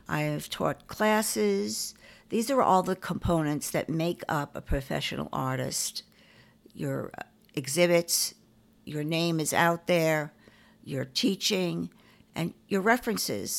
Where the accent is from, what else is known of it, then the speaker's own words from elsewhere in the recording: New York City, New York, United States; I grew up in Forest Hills